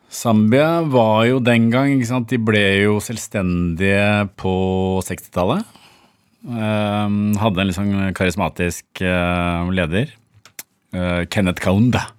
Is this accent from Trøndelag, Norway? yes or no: no; Bærum, Akershus, Norway; Jeg vokste opp på Eiksmarka